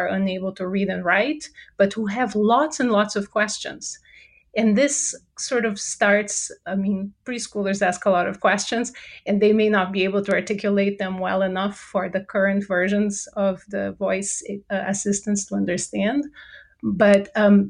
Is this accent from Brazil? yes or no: yes; Brazil; English is a second language; moved away as an adult; now in United States; I'm originally from Brazil, so if you detect an accent, that's where it's from